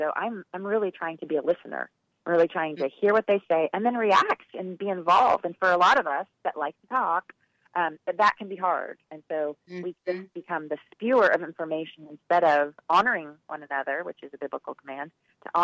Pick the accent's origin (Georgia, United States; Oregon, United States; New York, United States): Oregon, United States; Portland; moved away; I'm originally from Portland